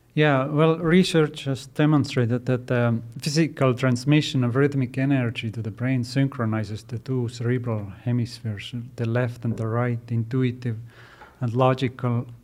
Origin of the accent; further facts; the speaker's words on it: Estonia; now in United States; I grew up in Estonia